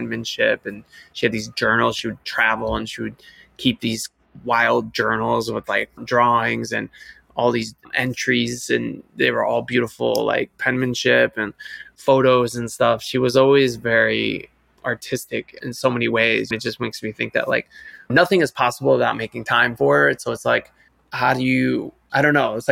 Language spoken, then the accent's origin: English; Cleveland, Ohio, United States; moved away; also born or lived in New York City / Paris; I grew up in Cleveland, Ohio